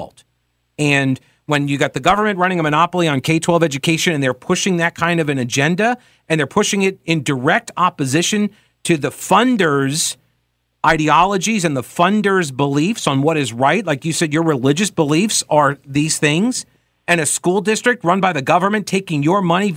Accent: New York, United States; moved away; I grew up in New York in a Catholic church, and there were a lot of Italians around

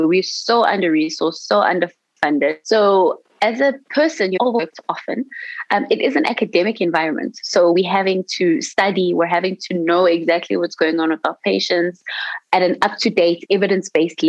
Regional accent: South Africa; in South Africa, as a South African resident, we have our fees that are subsidized by the government

